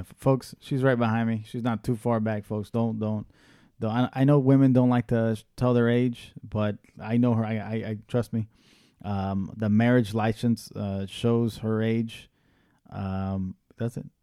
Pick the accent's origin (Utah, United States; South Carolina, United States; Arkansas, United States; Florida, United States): Florida, United States; Tampa; also born or lived in Washington, D.C.; now in Miami, United States; I was born in Washington, D C, raised in Tampa, Florida.